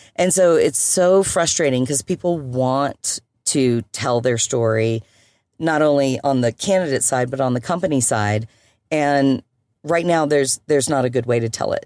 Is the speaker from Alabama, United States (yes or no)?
yes; Birmingham, Alabama, United States; also born or lived in Europe; now in Colorado, United States; I was born and bred in Birmingham, Alabama, but meandered my way around United States, a little bit of Europe